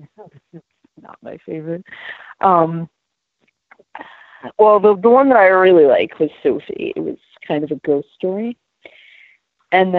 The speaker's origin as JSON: {"language": "English", "town": "Willimantic", "region": "Connecticut", "country": "United States", "tie": "born or raised there", "lives_now": "Norwich, United States", "said": "I grew up in Willimantic, and then I live in Norwich now"}